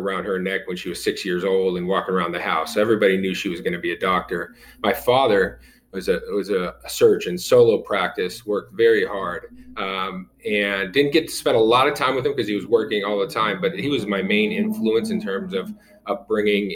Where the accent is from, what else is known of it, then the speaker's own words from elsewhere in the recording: Fort Lauderdale, Florida, United States; I grew up in Fort Lauderdale, Florida, Cuban-American, second generation, born in the United States